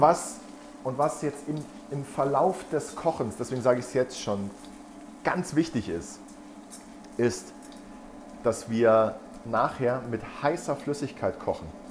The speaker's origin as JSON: {"language": "German", "region": "Brandenburg", "country": "Germany", "moved": "yes", "said": "Ich komme ganz ursprünglich aus Brandenburg"}